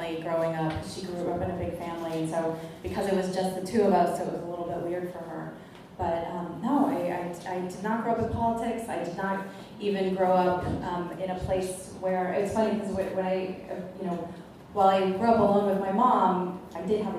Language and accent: English; Chicago, Illinois, United States; moved away as an adult; now in Omaha, United States; I'm originally from Chicago. We chose to move to Omaha about 13 years ago